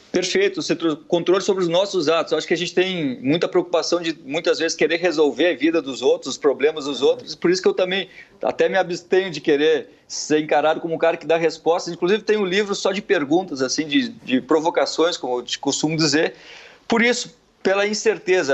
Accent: Gaúcho, Rio Grande do Sul, Brazil; moved away as an adult; now in Rio de Janeiro, Brazil; Eu sou gaúcho, mas moro no Rio há uma década

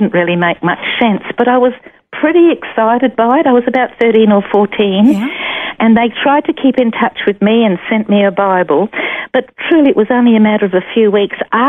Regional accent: Brisbane, Queensland, Australia; born or raised there; also born or lived in St Albans, Hertfordshire, England

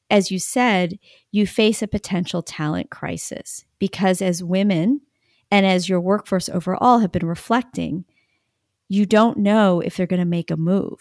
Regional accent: United States; I am Asian American

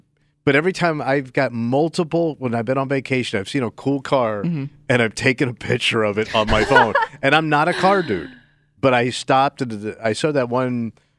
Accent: Florida, United States; moved away; I grew up in Florida where you saw this stuff all the time

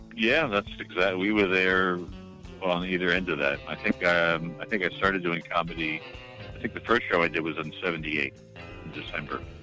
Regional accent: New York, United States; moved away as an adult; also born or lived in Boston; I'm from New York

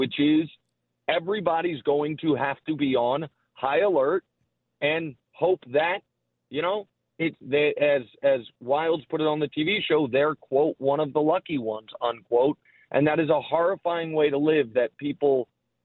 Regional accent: Kansas City, Missouri, United States; moved away as an adult; now in New York, United States; I'm from Kansas City. I lived there my whole life

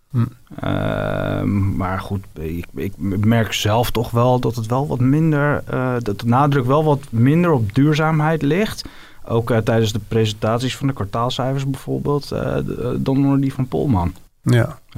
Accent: Netherlands

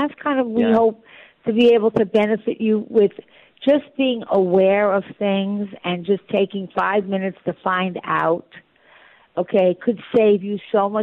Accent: New York, United States; also born or lived in Florida; I'm a New Yorker. I'll always be in New York

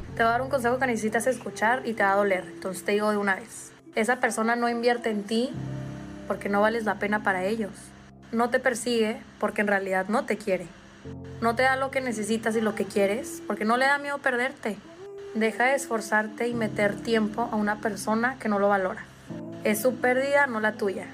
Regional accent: Puebla, Mexico; yo soy de Puebla, y yo recuerdo que en ese parque yo, practicaba atletismo

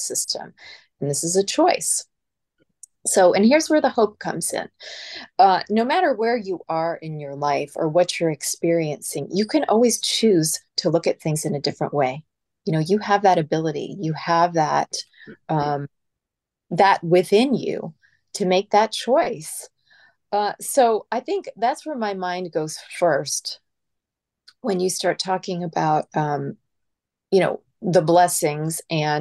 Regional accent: California, United States; I'm from California

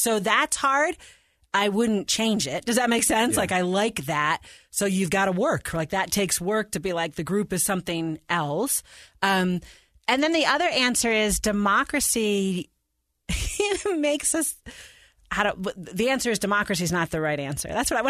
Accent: New York, United States; But you know, I'm not from Chicago. I'm actually a New York Giants fan

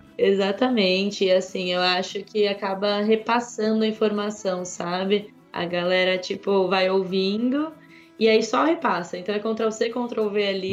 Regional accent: São Paulo, Brazil; moved away as an adult; also born or lived in Piracicaba; now in Tasmania, Australia; eu cresci em São Paulo

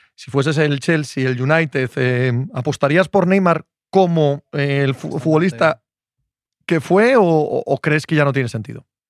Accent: Cangas del Narcea, Asturias, Spain; soy de Cangas del Narcea

